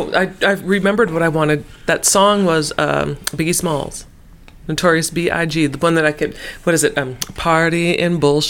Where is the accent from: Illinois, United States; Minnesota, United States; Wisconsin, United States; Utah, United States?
Minnesota, United States; We are so Minnesotan.